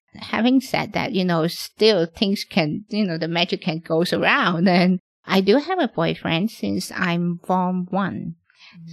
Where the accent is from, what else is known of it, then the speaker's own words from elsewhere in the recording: Hong Kong; I'm born and raised in Hong Kong.